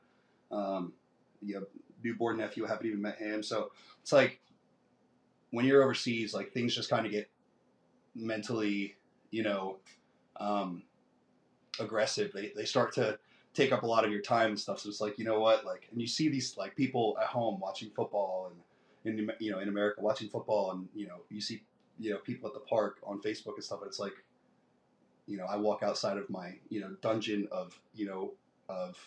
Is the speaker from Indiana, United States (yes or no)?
no; Tampa, Florida, United States; moved away as an adult; also born or lived in South New Jersey; now in San Angelo, United States; I was raised in Tampa, Florida. I lived in Tampa, Florida probably until I was 19 years old